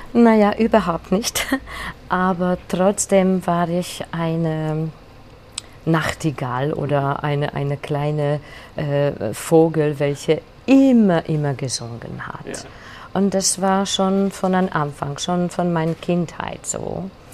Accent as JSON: {"language": "German", "region": "Budapest", "country": "Hungary", "tie": "born or raised there", "also_born_or_lived": "Vienna", "second_language": "German", "said": "Ich bin eine gebürtige Budapester, äh, Budapesterin"}